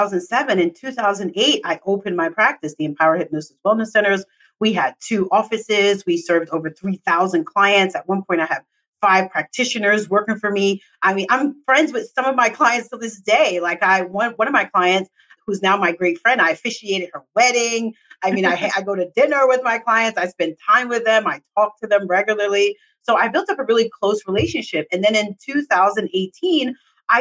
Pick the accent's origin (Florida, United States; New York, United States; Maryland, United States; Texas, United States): New York, United States; New York City; I'm from New York City